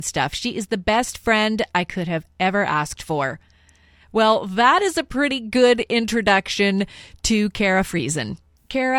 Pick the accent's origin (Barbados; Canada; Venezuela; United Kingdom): Canada; Saskatchewan; I was born in Saskatchewan as well